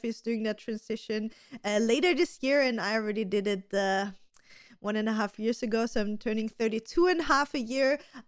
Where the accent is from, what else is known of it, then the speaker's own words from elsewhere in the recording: Austria; So for everybody that doesn't know me … I'm 31. I'm also from beautiful Austria.